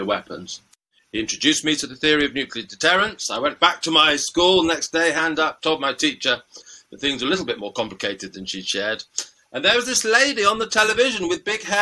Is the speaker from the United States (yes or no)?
no; United Kingdom; I won the lottery in life by being born British